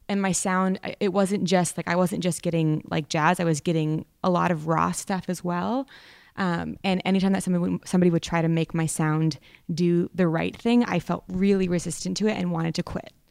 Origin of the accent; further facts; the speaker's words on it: Vermont, United States; I come from Vermont. I grew up in a public school that didn't really have a jazz program.